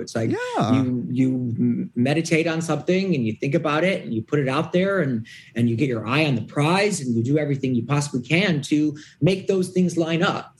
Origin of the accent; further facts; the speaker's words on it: Detroit, Michigan, United States; Detroit, Michigan.